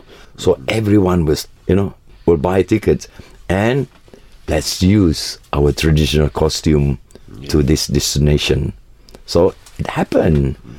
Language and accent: English; Sabah and Sarawak, East Malaysia, Malaysia; we, the indigenous people of Sabah and Sarawak, is still around, and we exist, and we believe that we are also Malaysians. We are part of Malaysia.